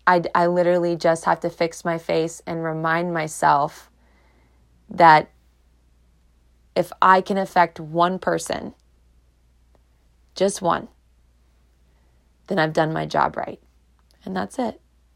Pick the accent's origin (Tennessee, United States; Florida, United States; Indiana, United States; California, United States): Florida, United States; Clearwater; I love Florida. You guys know I'm a Florida girl. I was born in Clearwater.